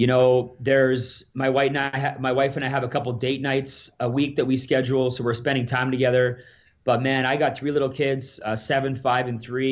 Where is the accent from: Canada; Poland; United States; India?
Canada; Alberta; I'm from Alberta here.